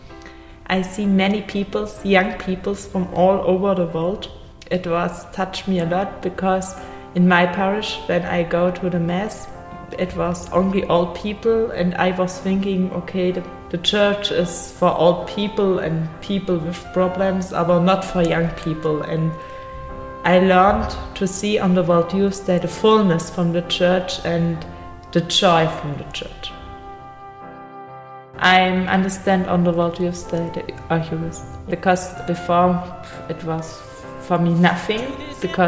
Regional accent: Germany; from Germany

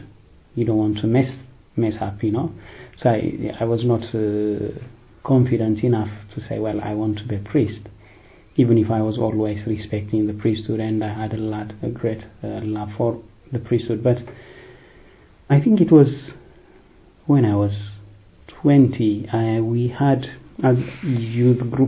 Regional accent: Addis Ababa, Ethiopia; moved away as an adult; also born or lived in Eritrea; now in London, United Kingdom; I'm originally from Eritrea. I was born in Ethiopia, raised in Ethiopia, in the capital Addis Ababa

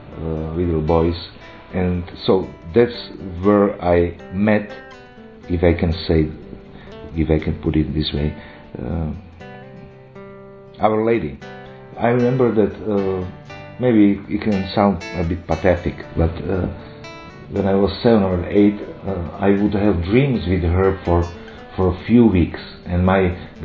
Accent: Slovakia; I am a priest from Slovakia

